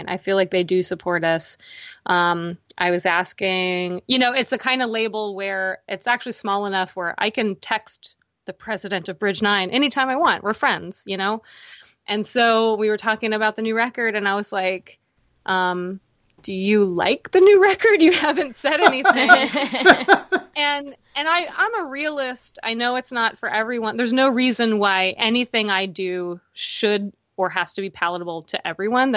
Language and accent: English; Baltimore, Maryland, United States; I'm from Baltimore